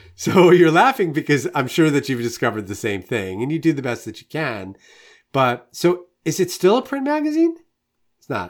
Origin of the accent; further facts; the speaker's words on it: New York, United States; now in Saint Louis, United States; I'm originally from New York and live in Saint Louis now